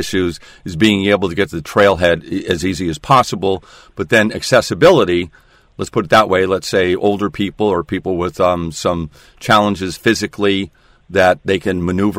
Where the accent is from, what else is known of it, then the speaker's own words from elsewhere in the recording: Bellevue, Washington, United States; as a kid, I grew up in Newport Hills